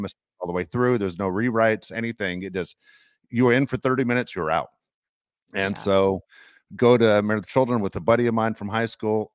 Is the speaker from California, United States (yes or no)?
yes; Los Angeles, California, United States; I grew up in Los Angeles